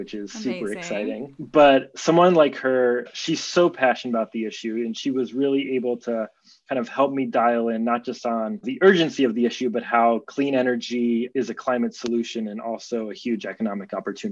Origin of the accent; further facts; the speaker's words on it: Boulder, Colorado, United States; now in California, United States; I grew up in Boulder, Colorado.